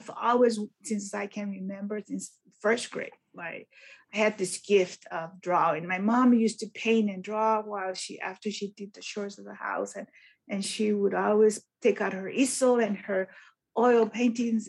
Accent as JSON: {"language": "English", "town": "Brownsville", "region": "Texas", "country": "United States", "tie": "born or raised there", "said": "I actually was born in Brownsville, Texas"}